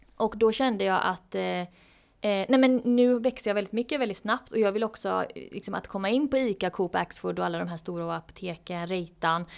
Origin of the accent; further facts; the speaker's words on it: Gothenburg, Västra Götaland, Sweden; jag är ju från Göteborg